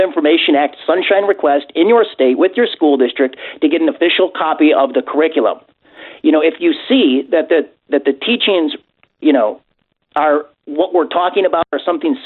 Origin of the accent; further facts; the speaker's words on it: Illinois, United States; I'm from Illinois